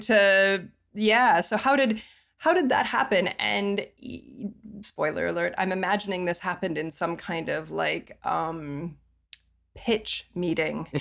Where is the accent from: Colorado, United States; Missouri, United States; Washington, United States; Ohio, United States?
Colorado, United States; Colorado Springs; I'm from Colorado Springs, and that's uh, where the Olympic Training Center is